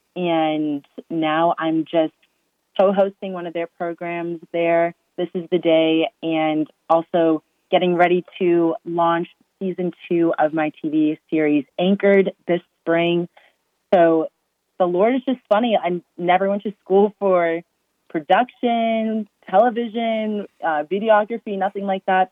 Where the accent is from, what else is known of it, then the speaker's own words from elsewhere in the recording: Massachusetts, United States; born and raised in Massachusetts